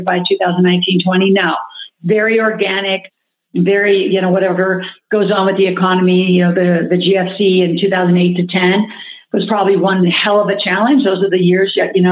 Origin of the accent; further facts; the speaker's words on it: Nebraska, United States; growing up in Nebraska